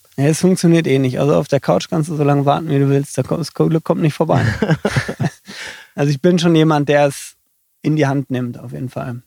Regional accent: near Dortmund, North Rhine-Westphalia, Germany; moved away as an adult; now in Rosenheim, Germany; Aufgewachsen bin ich in der Nähe von Dortmund ähm, gewohnt habe ich dann in Dortmund.

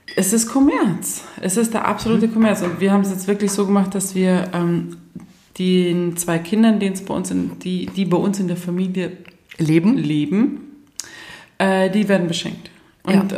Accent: Germany; bei uns in Deutschland

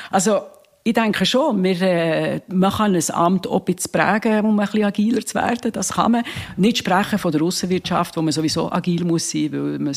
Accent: Bern, Switzerland; eine Bernerin, aber, aber also es gibt eigentlich viele Tiere, wo, wo die Schweiz Es, wir, wir sind ja sehr agil.

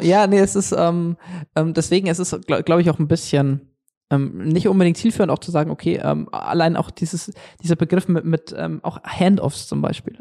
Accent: Germany; hier bei uns in Deutschland

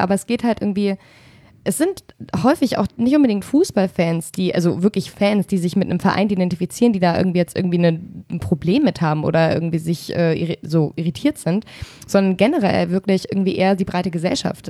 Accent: Berlin, Germany; also born or lived in Falkensee, Brandenburg; now in Hesse, Germany; ich komme aus Spandau

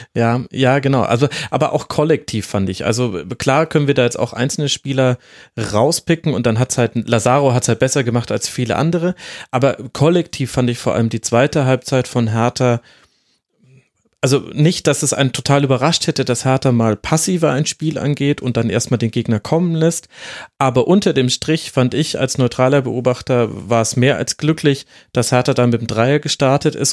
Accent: Franconia, Bavaria, Germany; bin ja selbstgebürtiger Bayer, äh, gebürtiger Franke ja sogar

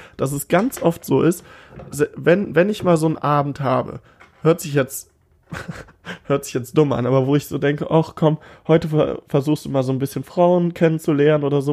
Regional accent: Cologne, North Rhine-Westphalia, Germany; ich bin ein Kölsche Jung

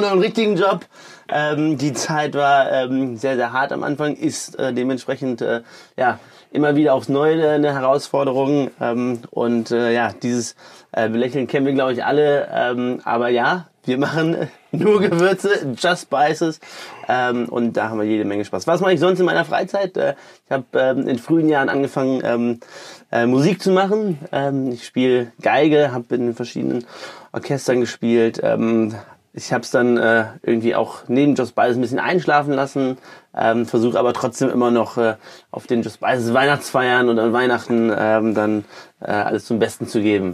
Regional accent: Düsseldorf, North Rhine-Westphalia, Germany; kommen gebürtig aus Düsseldorf

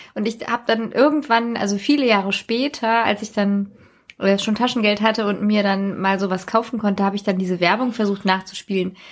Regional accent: Hesse, Germany; auf dem Land, wo ich herkomme

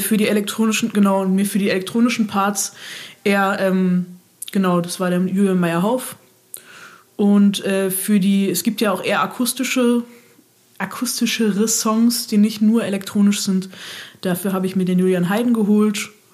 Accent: Berlin, Germany; moved away as an adult; also born or lived in Mannheim; ich komme aus Berlin und war jetzt zwischenzeitlich sechs Jahre weg

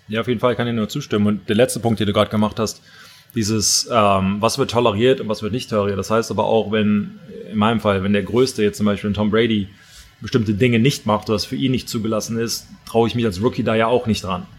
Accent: Germany; als Deutscher

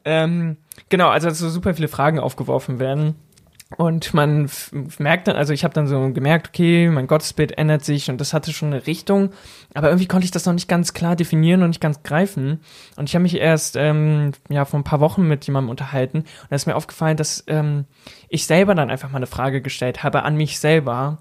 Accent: near Braunschweig, Lower Saxony, Germany; moved away as an adult; also born or lived in Ruhr area / Elztal; now in Berlin, Germany; in meiner Heimat, in der Nähe von Braunschweig, sagt man auch Birne

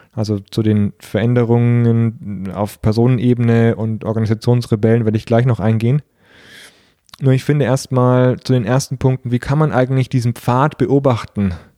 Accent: Nuremberg or Fürth, Bavaria, Germany; aus meiner Heimatstadt, aus Nürnberg oder Fürth

